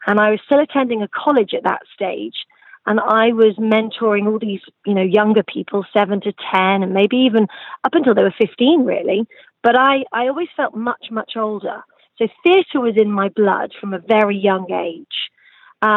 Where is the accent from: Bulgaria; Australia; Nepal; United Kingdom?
United Kingdom; the centre of England; moved away as an adult; also born or lived in Suffolk, England / Nottingham; now in Los Angeles, United States; I was moved to the center of England, where I lived most of my life, attending school